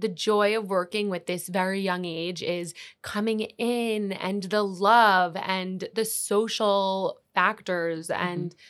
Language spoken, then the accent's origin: English; New York, United States; Yeah, so I'm from New York